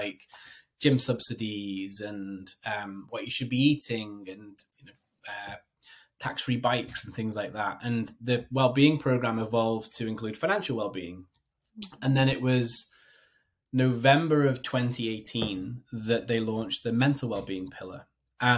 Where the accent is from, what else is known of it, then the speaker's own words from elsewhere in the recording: United Kingdom; moved away as an adult; also born or lived in London / Hong Kong; now in New Jersey, United States; So I am a Brit living in America. So I live in northern New Jersey